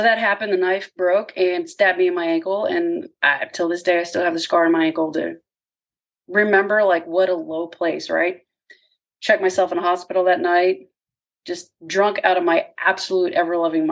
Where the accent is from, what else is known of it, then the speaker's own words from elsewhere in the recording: Corpus Christi, Texas, United States; I grew up in Corpus Christi, Texas